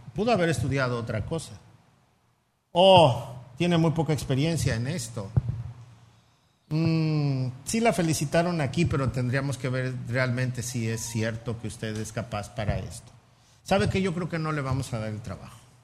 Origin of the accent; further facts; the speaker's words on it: Mexico City, Mexico; moved away; Yo soy chilango, a mucha honra y se me nota